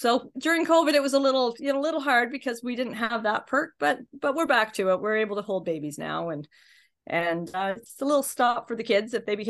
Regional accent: Carleton Place, Ontario, Canada; So I was born in the Carlton Place Hospital when people were still having babies in the Carlton Place Hospital. My big move was from one side of the bridge to the other for a few years, and then I moved back. So I haven't lived anywhere but Carlton Place.

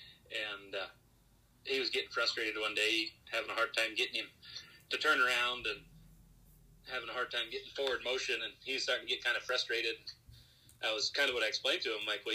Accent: South Dakota, United States; I'm originally from South Dakota

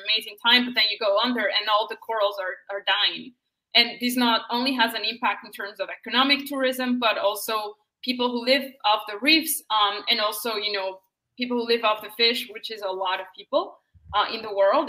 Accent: Colombia; I'm from Colombia

